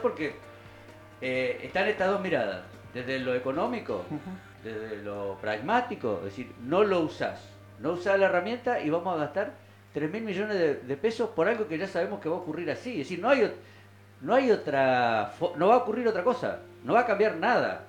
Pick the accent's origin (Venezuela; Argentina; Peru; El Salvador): Argentina; somos argentinos